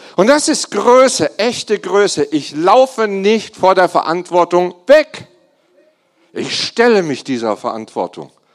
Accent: Germany; ich bin Deutscher

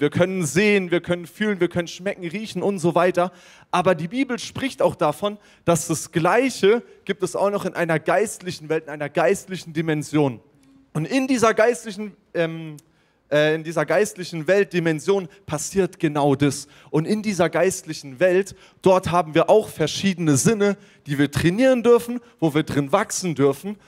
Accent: Germany; als Deutscher.

